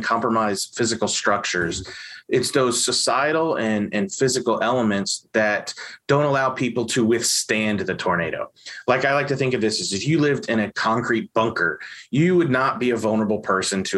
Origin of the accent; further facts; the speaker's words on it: Evansville, Indiana, United States; I grew up in Evansville, Indiana